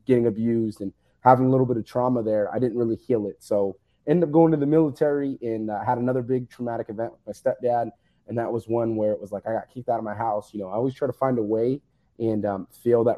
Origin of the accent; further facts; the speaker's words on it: Fresno, California, United States; I'm from Fresno, California originally, which is the center of California